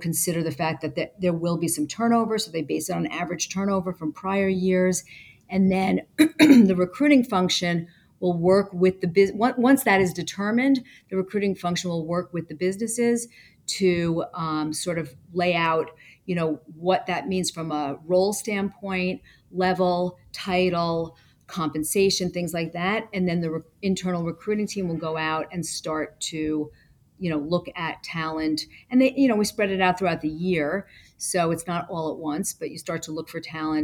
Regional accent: Westchester, New York, United States; I grew up in Westchester, New York

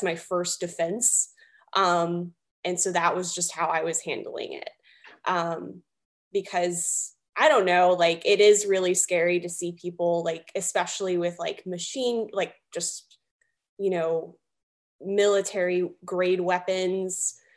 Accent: the South, United States; Um, we're both from the South.

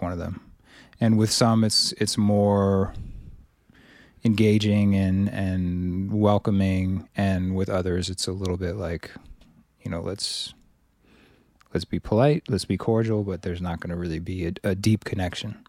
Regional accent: Cambridge, Massachusetts, United States; I grew up primarily in Cambridge.

